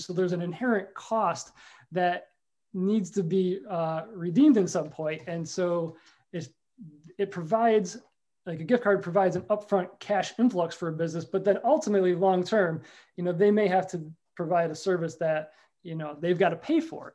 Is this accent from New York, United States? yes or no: yes; New York Mills, New York, United States; also born or lived in Rochester, New York; now in Whitesboro, United States; I'm a New York Mills guy, born and raised